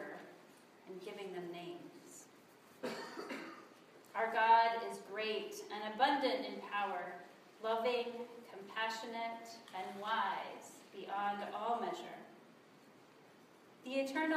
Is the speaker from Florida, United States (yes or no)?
no; South Dakota, United States; I grew up in South Dakota, so I know what a long winter is like